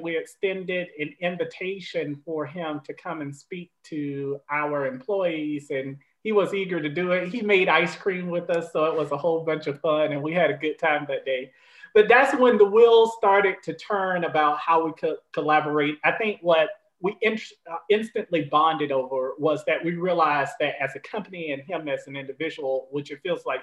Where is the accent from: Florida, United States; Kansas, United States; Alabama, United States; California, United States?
Florida, United States; Tallahassee; moved away as an adult; also born or lived in Vermont / Illinois; now in North Carolina, United States; But I'm a native of Florida, so I'm a Southerner. I grew up all my life in Tallahassee, Florida